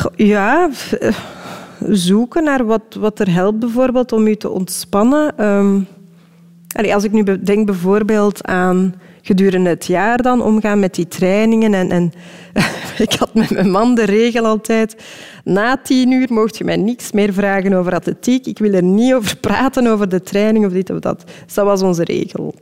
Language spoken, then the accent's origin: Dutch; Belgium; als Belg